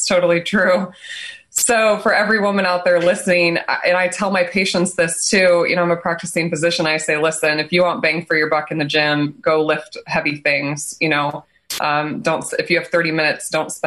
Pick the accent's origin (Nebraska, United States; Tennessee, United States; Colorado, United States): Nebraska, United States; I'm born and raised in Nebraska